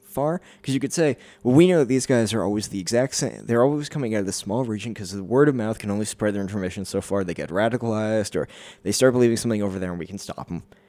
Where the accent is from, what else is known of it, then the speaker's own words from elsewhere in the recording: Canada; as a Canadian